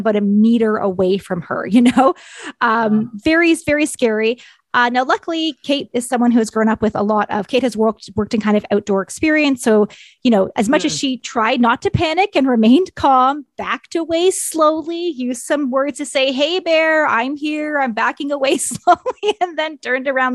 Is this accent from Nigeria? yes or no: no; Ontario, Canada; moved away; I'm originally from Ontario